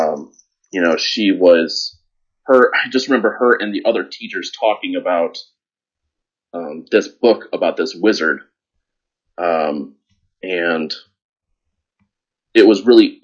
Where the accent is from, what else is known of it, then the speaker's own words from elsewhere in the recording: Chicago, Illinois, United States; I'm from Chicago, so, you know, living in Chicago, there's a huge community for gaming